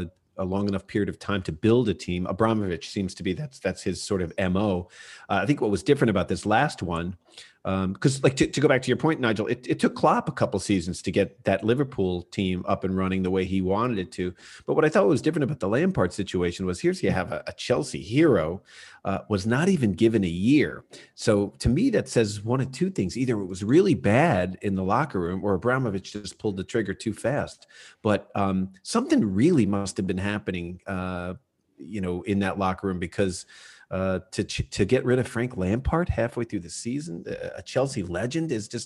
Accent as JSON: {"language": "English", "country": "Ireland", "said": "Well, I'm Irish."}